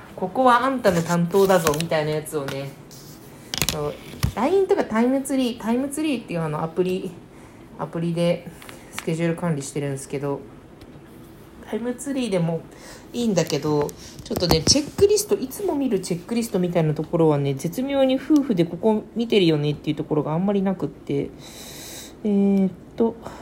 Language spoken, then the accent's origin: Japanese; Kyushu, Japan; うちは、地元が九州なんでね。